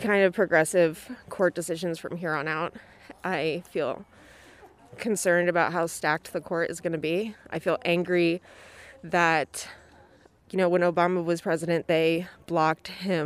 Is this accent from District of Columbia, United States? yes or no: yes; Washington, District of Columbia, United States; I live in Northeast DC